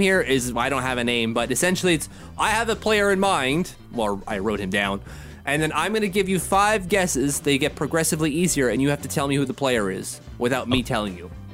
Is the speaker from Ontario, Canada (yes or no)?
yes; Ottawa, Ontario, Canada; that's our public health wing here in Ottawa